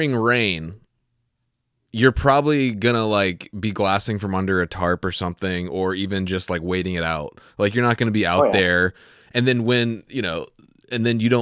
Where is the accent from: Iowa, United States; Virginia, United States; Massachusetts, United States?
Virginia, United States; I'm from Virginia